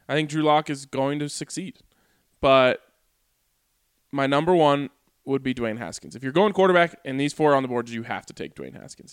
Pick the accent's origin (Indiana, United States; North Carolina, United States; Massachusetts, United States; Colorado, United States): Colorado, United States; Boulder; I grew up in Boulder